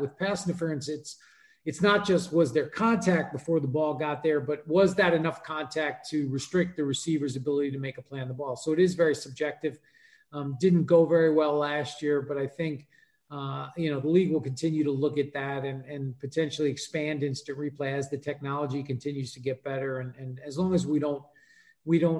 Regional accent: New York, United States; I grew up in New York.

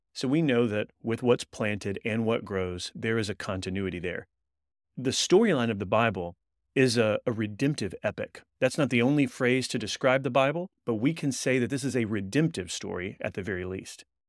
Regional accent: Texas, United States; moved away as an adult; now in Louisville, United States; We're originally from Texas and then moved to Kentucky so that I could do a doctoral work at Southern Seminary

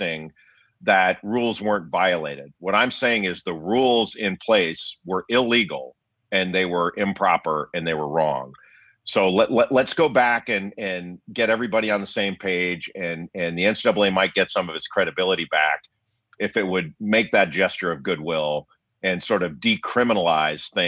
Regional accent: Los Angeles, California, United States; I grew up in Los Angeles

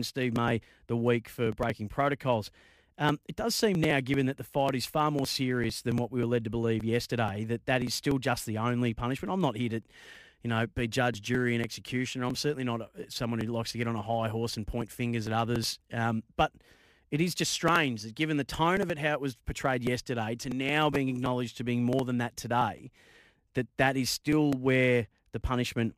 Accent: Bendigo, Victoria, Australia; I grew up in Bendigo

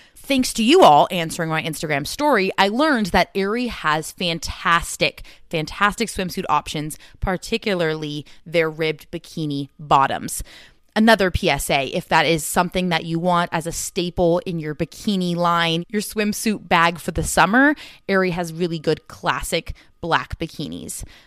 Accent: Southern California, United States; growing up in California

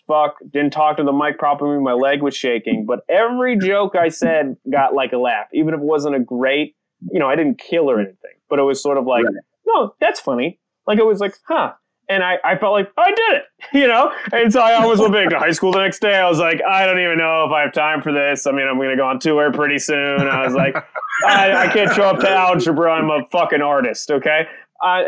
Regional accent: Apex, North Carolina, United States; born or raised there; also born or lived in San Francisco, California / El Salvador

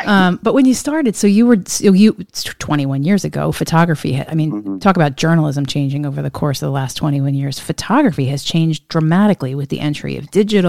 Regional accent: Pennsylvania, United States; now in Washington, United States; Tom, you and I grew up in a similar part of the U.S., born and raised in the Pennsylvania state, Commonwealth

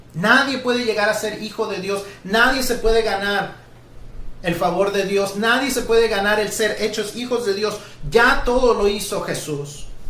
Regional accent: Mexico; todos los que somos mexicanos

